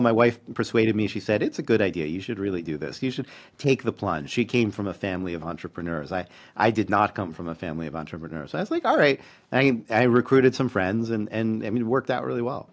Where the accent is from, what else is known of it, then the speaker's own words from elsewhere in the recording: Baltimore, Maryland, United States; moved away as an adult; also born or lived in Massachusetts / New York; now in Vancouver, Canada; I grew up in Baltimore and then moved to New England for college and grad school and that first faculty job.